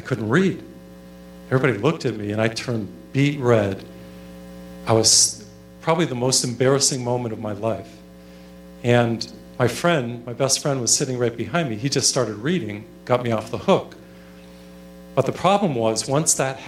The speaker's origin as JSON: {"language": "English", "region": "Massachusetts", "country": "United States", "tie": "born or raised there", "first_language": "English", "said": "When I was in high school, I grew up in Massachusetts. I know English well. It's my first language, of course."}